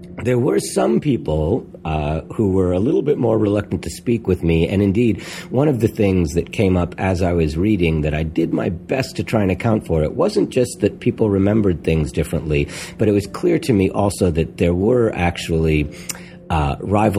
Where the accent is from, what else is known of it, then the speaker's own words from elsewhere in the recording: New York City, New York, United States; early in my life, I grew up on St. Mark's Place, which is right around the block from where, you know, Grove was located.